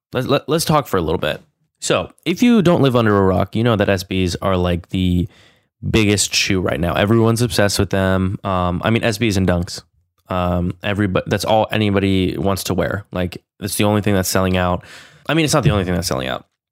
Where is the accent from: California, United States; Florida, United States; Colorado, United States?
California, United States; growing up in California